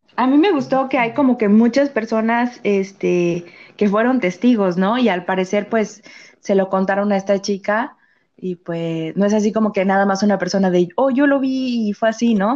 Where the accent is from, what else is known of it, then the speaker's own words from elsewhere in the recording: San Luis Potosí, Mexico; de aquí, de donde yo soy, o sea, si soy de San Luis, pero no de la capital